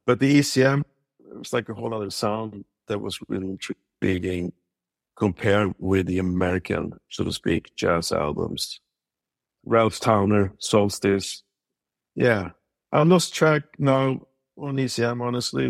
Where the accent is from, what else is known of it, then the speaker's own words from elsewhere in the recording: Sweden; moved away as an adult; also born or lived in Stockholm; now in United States; growing up in Sweden